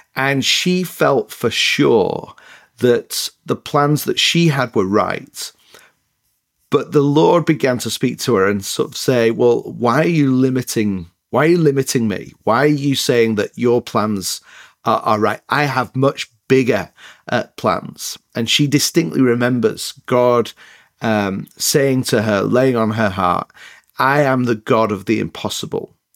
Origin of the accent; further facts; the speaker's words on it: Leeds, Yorkshire and the Humber, United Kingdom; accent: northern, a bit mixed up; moved away as an adult; also born or lived in Northern Ireland / north of England; now in United States; a place called Leeds in the north of England is where I grew up